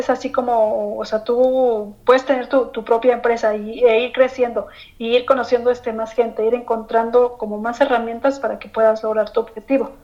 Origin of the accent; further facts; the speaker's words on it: Mexico; crecí en México